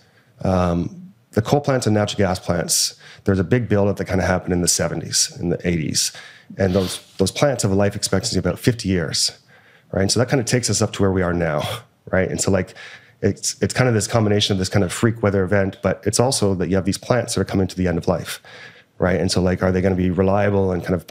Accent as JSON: {"language": "English", "region": "Alberta", "country": "Canada", "said": "I'm from Alberta."}